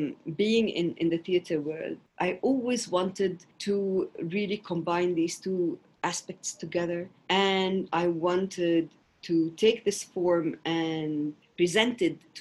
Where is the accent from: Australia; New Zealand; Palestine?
Palestine; Jerusalem; Well, you know, I come from Palestine, an occupied territory. I grew up in the old city of Jerusalem, and I had the privilege to study in private schools in Palestine